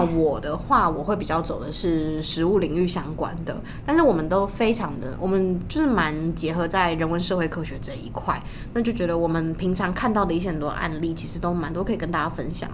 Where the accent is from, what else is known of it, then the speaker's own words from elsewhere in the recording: Tainan, Taiwan; 我们是台南人